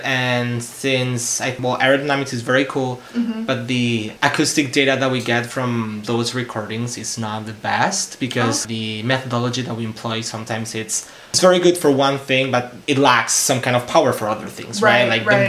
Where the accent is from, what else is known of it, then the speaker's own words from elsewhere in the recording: Basque Country, Spain; English is a second language; moved away as an adult; also born or lived in Urbana-Champaign, United States; now in United States; we're all from the Basque country.